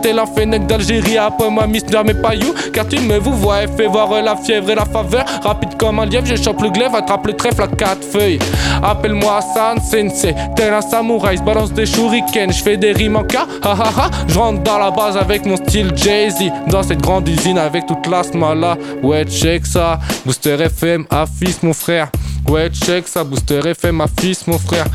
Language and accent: French; La Rochelle, Nouvelle-Aquitaine, France; moved away as an adult; now in Toulouse, France; Je viens de La Rochelle et je disais déjà chocolatine